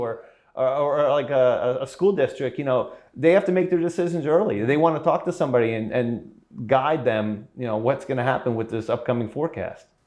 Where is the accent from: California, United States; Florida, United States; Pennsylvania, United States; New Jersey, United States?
New Jersey, United States; Edison; moved away as an adult; I grew up in Edison